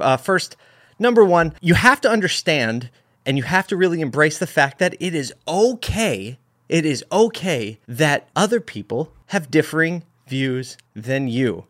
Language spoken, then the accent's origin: English; United States; being an American and living in a country where we can say what we want regarding our views